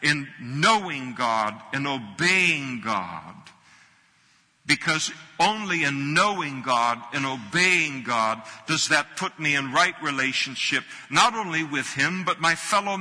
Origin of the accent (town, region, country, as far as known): United States